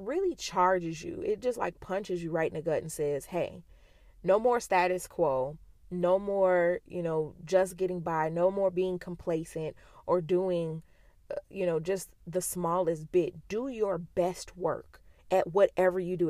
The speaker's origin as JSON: {"language": "English", "country": "United States", "said": "being an American"}